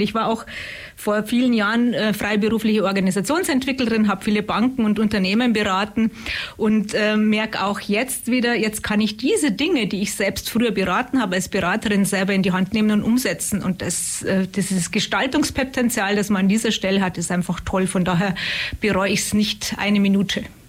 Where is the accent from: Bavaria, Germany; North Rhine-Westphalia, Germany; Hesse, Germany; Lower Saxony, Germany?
Bavaria, Germany; Munich; accent: Bavarian; moved away as an adult; now in Upper Swabia, Germany; ich rede nicht Schwäbisch, sondern Bayerisch. Und ich komme ursprünglich aus München in der Nähe vom Starnberger See.